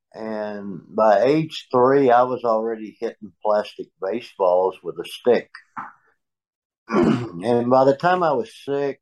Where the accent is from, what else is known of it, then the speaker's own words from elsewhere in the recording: Channelview, Texas, United States; Growing up in Channelview, I lost my father when I was 6 years old